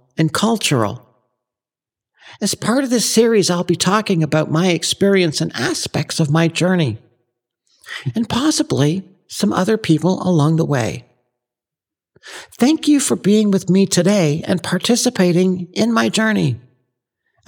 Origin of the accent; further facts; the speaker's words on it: Ottawa, Ontario, Canada; moved away as an adult; now in Texas, United States; I grew up in Canada, specifically Ottawa, the nation's capital. I went to school there, got married, and divorced there